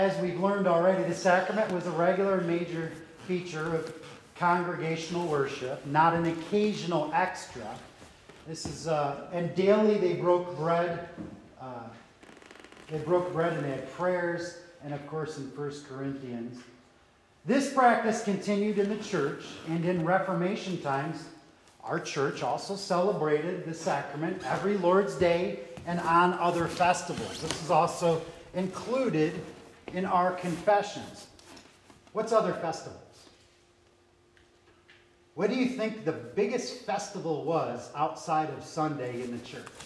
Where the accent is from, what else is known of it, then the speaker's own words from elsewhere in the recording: New York, United States; some of my vowels as a New Yorker